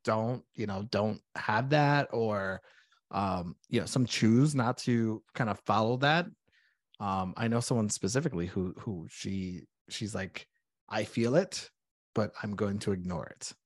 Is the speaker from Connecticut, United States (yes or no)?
yes; Connecticut, United States; moved away as an adult; now in Saint Cloud, United States; I am originally from Connecticut